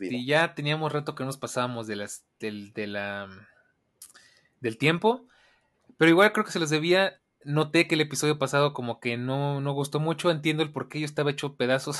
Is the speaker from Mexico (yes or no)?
yes; Mexico; como buen mexicano